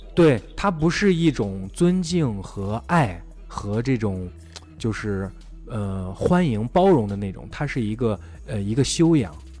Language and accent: Chinese; China; 我觉得我是中国人，我骄傲